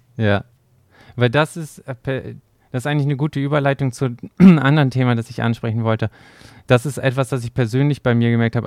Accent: Germany; bei uns in Deutschland

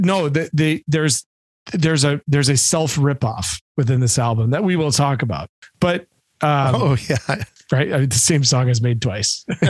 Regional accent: Detroit, Michigan, United States; we are from the Detroit area.

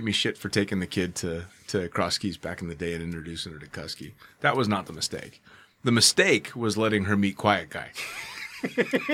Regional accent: United States; I'm an American

